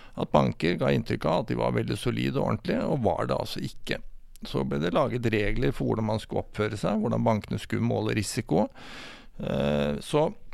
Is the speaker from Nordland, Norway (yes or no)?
no; Sarpsborg, Østfold, Norway; jeg er sarping